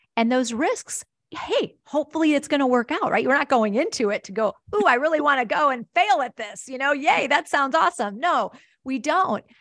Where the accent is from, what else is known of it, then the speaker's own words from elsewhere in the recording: Wisconsin, United States; I grew up in Wisconsin, actually, a little town between Milwaukee and Chicago on Lake Michigan